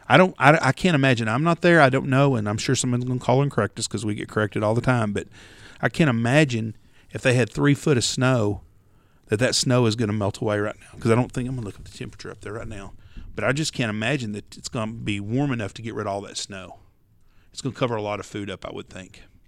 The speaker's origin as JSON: {"language": "English", "region": "Texas", "country": "United States", "said": "I'm from Texas"}